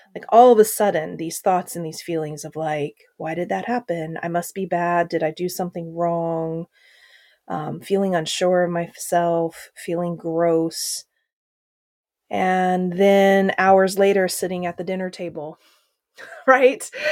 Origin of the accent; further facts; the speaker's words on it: Oklahoma, United States; growing up in Oklahoma, when I was five years old